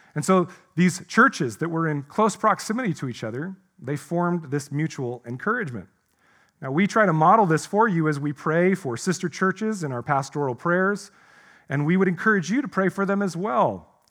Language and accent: English; United States; also born or lived in Salem, Oregon; we find ourselves as American Christians